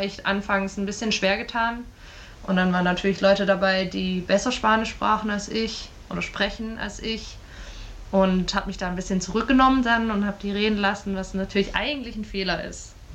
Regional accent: Germany; als Europäer oder als Deutsche

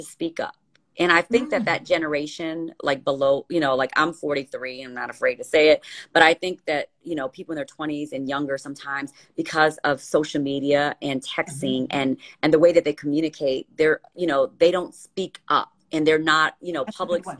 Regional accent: Gary, Indiana, United States; I grew up in Gary, and we didn't have much

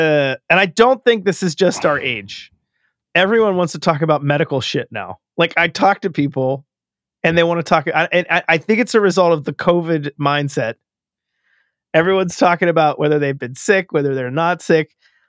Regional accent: Pittsburgh, Pennsylvania, United States; I grew up in Pittsburgh, Pennsylvania. This was on the radio all the time.

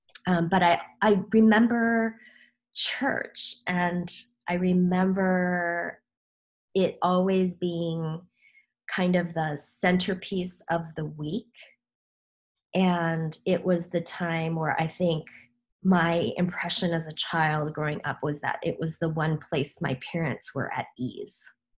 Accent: Chicago, Illinois, United States; born or raised there; first language Korean; English is a second language; also born or lived in South Korea

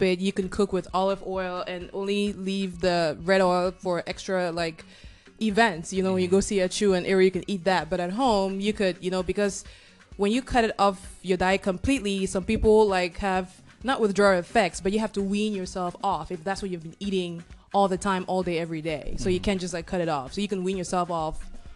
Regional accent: Cameroon; moved away as an adult; now in United States; I was born in Cameroon, moved here after high school

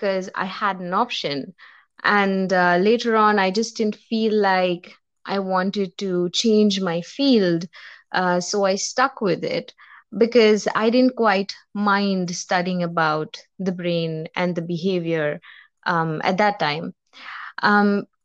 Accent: India; I'm from India.

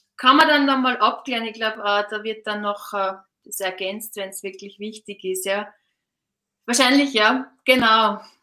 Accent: Austria; now in Switzerland; Ich bin ja auch Österreicherin, leichte Exotin in der Schweiz.

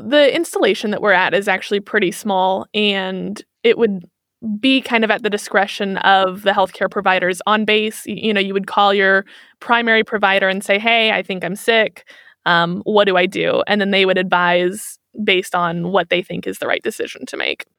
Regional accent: Kansas City, Missouri, United States; moved away as an adult; now in Germany; I'm from Kansas City, Missouri

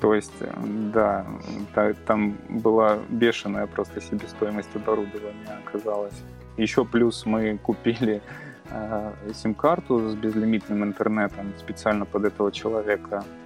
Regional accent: Belgorod Oblast, Russia; moved away as an adult; now in Kursk, Russia; я родом из Белгородской области

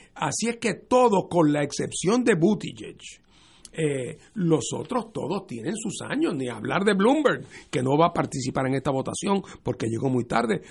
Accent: Puerto Rico; nosotros como puertorriqueños

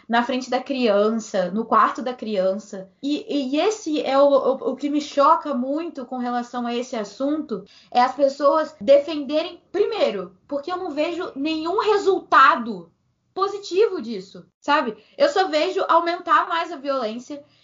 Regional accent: Rio de Janeiro, Brazil; eu sou do Meia

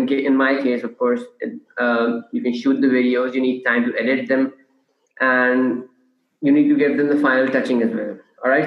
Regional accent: Karachi, Sindh, Pakistan; born and bred in Karachi

